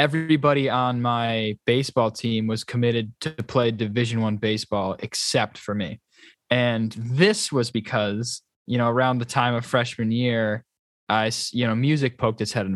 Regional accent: New York, United States; moved away as an adult; now in Boston, United States; I'm from New York. So like I grew up a Yankee fan, and when I went to college in Boston

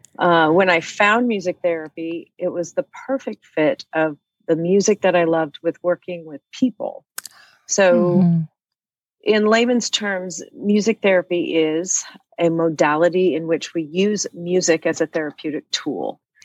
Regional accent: Arizona, United States; also born or lived in Austin, Texas; now in Columbia, United States; I'm originally from Arizona, however, okay. So I had never moved this far east.

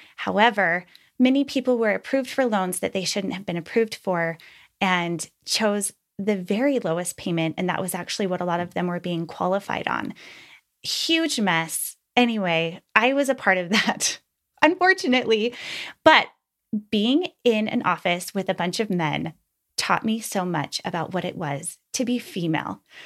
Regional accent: Utah, United States; I was raised in Utah, the youngest of five

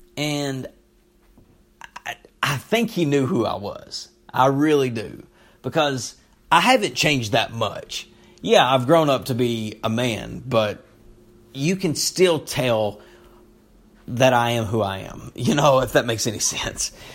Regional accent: Knott County, Kentucky, United States; moved away; I'm from Knott County

